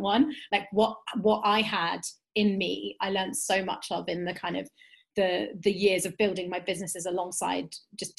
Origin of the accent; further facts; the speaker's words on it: London, United Kingdom; I am a Jewish, Turkish, British woman, cis woman, living in Northwest London. I was born in Southwest London, which as a Londoner